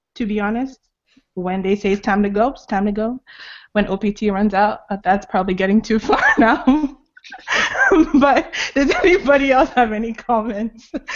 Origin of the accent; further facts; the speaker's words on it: Lagos, Nigeria; also born or lived in Anambra State; now in United States; originally I'm from Anambra State, which is like in the eastern part of Nigeria, but I grew up in Lagos